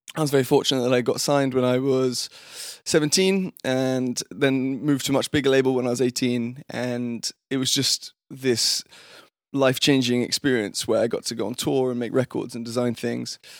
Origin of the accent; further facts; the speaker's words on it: London, United Kingdom; moved away; also born or lived in Fulham / Wimbledon; I was born and raised in London. I had always, I grew up in Fulham, which is in southwest London